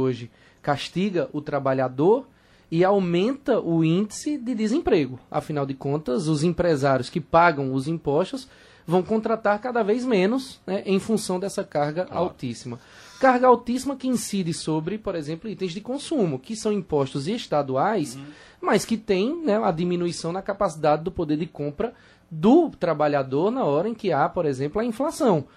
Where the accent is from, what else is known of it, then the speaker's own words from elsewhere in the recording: Petrolina, Pernambuco, Brazil; A Petrolina, por exemplo, de onde eu venho